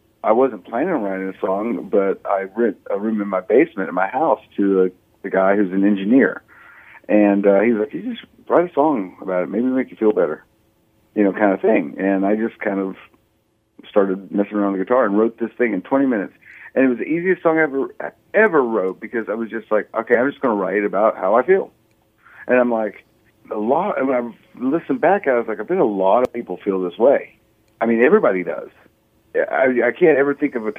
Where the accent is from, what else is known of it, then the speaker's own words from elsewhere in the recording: Oklahoma, United States; moved away as an adult; also born or lived in California; I'm from Oklahoma originally. I moved to California